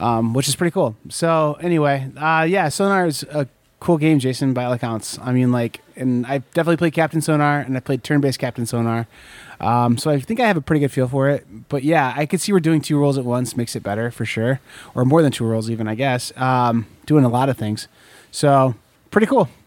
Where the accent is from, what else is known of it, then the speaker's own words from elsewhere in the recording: Corn Belt, United States; moved away; I grew up here in the Corn Belt, but I live here in the Bible Belt still.